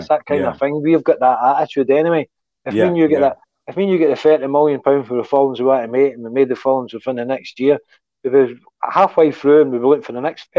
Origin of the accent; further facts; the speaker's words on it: Glasgow, Scotland, United Kingdom; accent: Glasgow; I had a Glasgow accent and my background